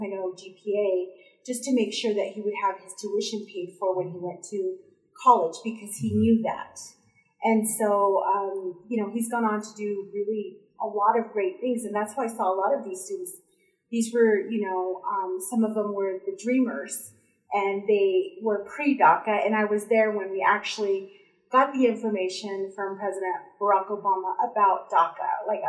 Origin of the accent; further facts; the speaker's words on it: Texas, United States; moved away as an adult; now in Idaho, United States; When I first got here to Idaho, I came from Texas.